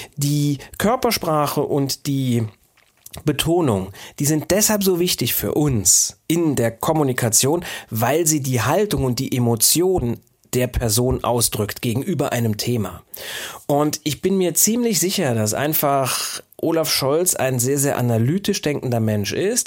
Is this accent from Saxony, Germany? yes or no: no; Saarbrücken, Saarland, Germany; an der Universität des Saarlandes, wo ich ja auch ursprünglich herkomme. Ich komme ja aus Saarbrücken